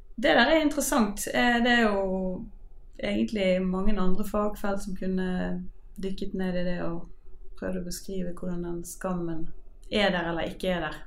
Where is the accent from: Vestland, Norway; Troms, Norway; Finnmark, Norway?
Vestland, Norway; Bergen; jeg er fra Bergen